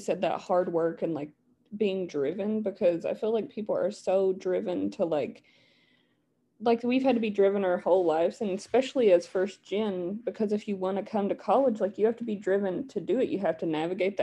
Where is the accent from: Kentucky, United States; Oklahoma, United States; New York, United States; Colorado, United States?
Kentucky, United States; Eastern; accent: Appalachian; moved away as an adult; now in Lexington, United States; we're from pretty tight knit, smaller communities in Eastern Kentucky. Even being from the biggest county, I was from a pretty small city in the biggest county